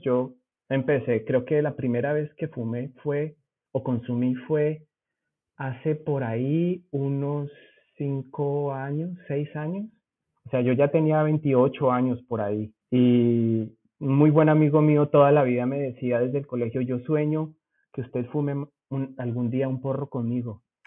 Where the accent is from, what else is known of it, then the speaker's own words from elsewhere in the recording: Zipaquirá, Cundinamarca, Colombia; accent: rolo; moved away as an adult; also born or lived in Bogotá / United States; now in Germany; Yo aunque nací en Bogotá, viví toda la vida en Zipaquirá, mi familia es de por allá